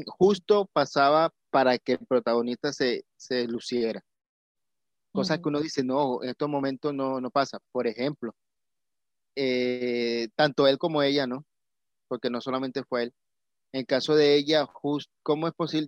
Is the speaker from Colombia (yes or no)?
yes; Colombia; como colombiano